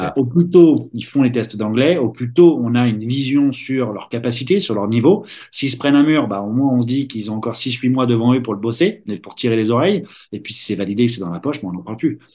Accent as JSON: {"language": "French", "town": "Verneuil-sur-Seine", "region": "Île-de-France", "country": "France", "tie": "born or raised there", "also_born_or_lived": "South Carolina", "moved": "as an adult", "said": "j'ai grandi à Verneuil-sur-Seine et Vaux-sur-Seine"}